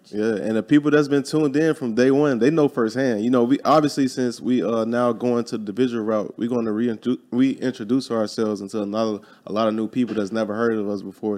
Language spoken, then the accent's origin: English; Chicago, Illinois, United States; moved away as an adult; I was born and raised in Chicago, Illinois, grew up there